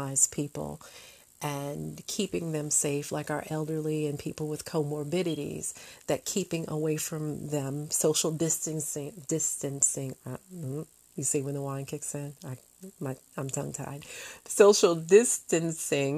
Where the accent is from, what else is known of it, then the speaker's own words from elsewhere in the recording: United States; As an American